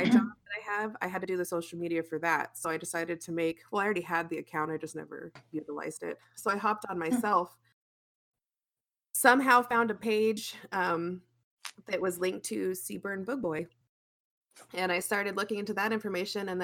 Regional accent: Arizona, United States; I grew up in Arizona

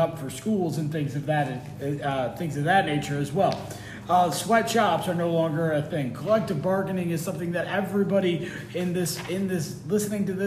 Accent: United States; We are one massive culture here in the United States

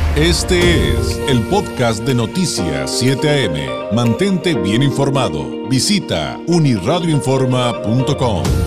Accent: Mexico

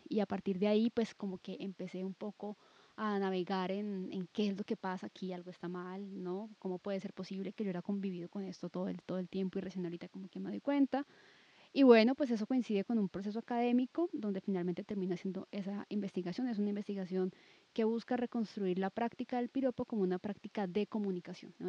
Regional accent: Cali, Valle del Cauca, Colombia; Pues yo soy de Cali, viví en Cali muchísimo tiempo, luego me fui, pero luego regresé también

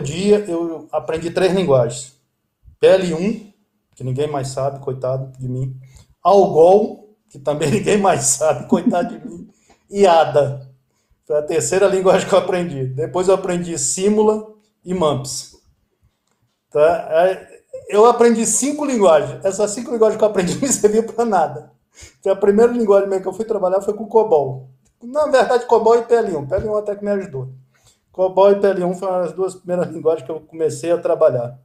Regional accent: Brasília, Federal District, Brazil; also born or lived in Recife, Pernambuco; Eu nasci em 1966, em Recife, Pernambuco. Meu sotaque não se aparenta, porque eu sou de Brasília. Desde pequeno eu vim para cá, para Brasília

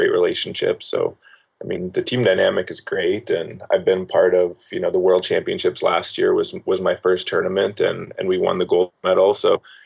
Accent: Vail, Colorado, United States; moved away as an adult; now in Anyang, South Korea; I'm from Vail, Colorado.

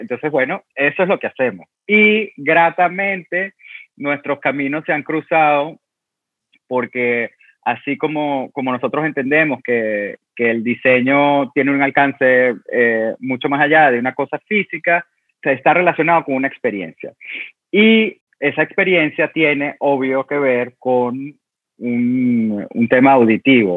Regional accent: Venezuela; also born or lived in Italy; now in New York, United States; yo soy de Venezuela y soy del trópico

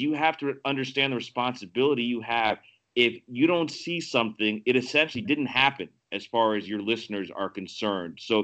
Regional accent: Miami, Florida, United States; moved away as an adult; also born or lived in Chicago, Illinois / Rochester, New York; I grew up in Miami

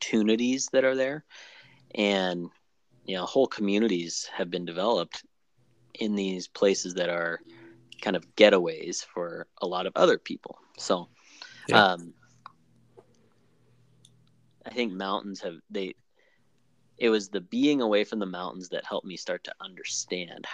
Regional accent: Flathead Valley, Montana, United States; also born or lived in Minnesota; the landscape I grew up with in the Flathead Valley

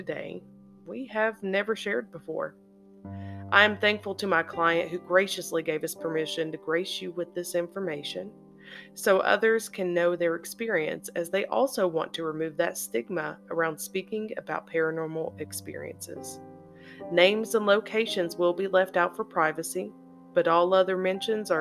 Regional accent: Eastern Kentucky, United States; my hometown and area of Eastern Kentucky

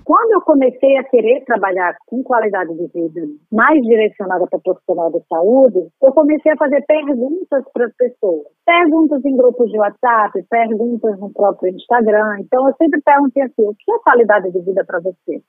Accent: Maceió, Alagoas, Brazil; moved away as an adult; now in Rio de Janeiro, Brazil; Então, eu sou alagoana, nasci em Maceió, capital, vim para o Rio em 2004

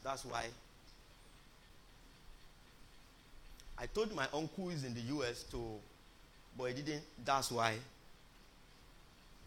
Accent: Nigeria; born or raised there

